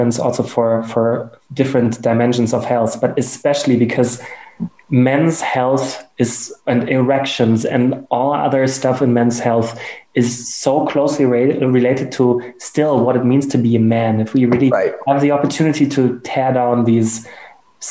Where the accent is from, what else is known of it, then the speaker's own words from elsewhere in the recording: Germany; accent: German; English is a second language; my German accent